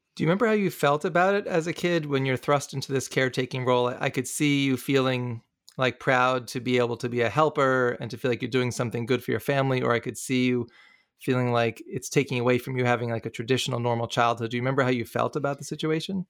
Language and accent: English; New City, New York, United States; I grew up in Rockland County, New York, in a town called New City